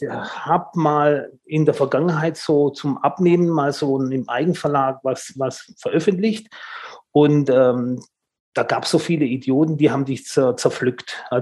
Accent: Tübingen, Baden-Württemberg, Germany; born there; accent: Swabian; Ich bin ähm, Italiener, ja, aber ich bin in Deutschland geboren, in Tübingen.

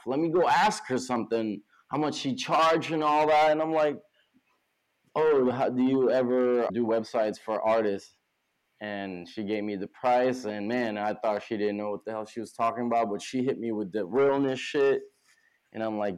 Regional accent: California, United States; now in New York City, United States; I'm not from here. Like I said, I'm from California

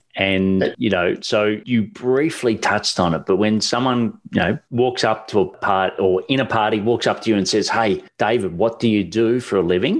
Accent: Australia

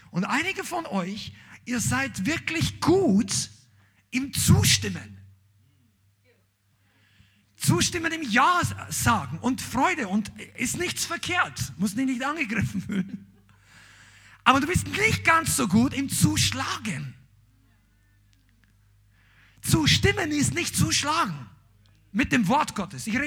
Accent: Bavaria, Germany; ich bin Bayer, ja, er vergibt mir, er liebt mich trotzdem. Aber bei uns haben wir gesagt, ein Hackel.

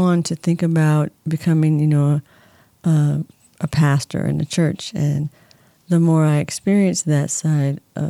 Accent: San Diego, California, United States; also born or lived in Indianapolis, Indiana; now in Palm Springs, United States; I'm originally from San Diego. I was born and raised there

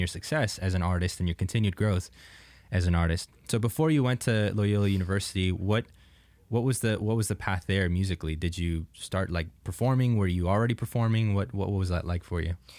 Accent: Jupiter, Florida, United States; I grew up in, uh, like Palm Beach, Jupiter area

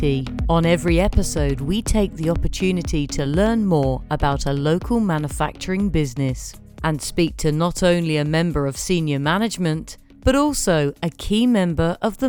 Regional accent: United Kingdom; as a Brit

